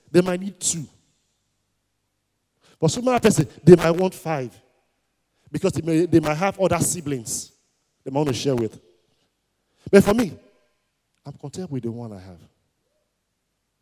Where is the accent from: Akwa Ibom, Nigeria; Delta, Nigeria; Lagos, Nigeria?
Delta, Nigeria; Warri; I grew up in Warri, and I attended Nana College in Warri.